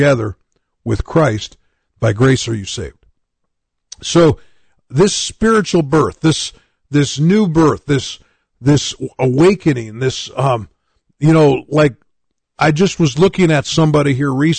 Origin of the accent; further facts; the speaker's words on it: United States; I grew up in the United States of America